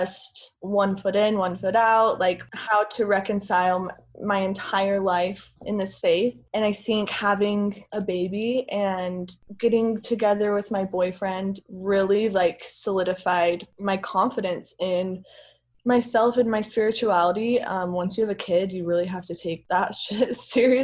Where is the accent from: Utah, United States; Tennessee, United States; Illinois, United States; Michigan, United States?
Utah, United States; Lindon; I grew up Mormon in Linden, Utah, which is about as Mormon as it gets in the whole world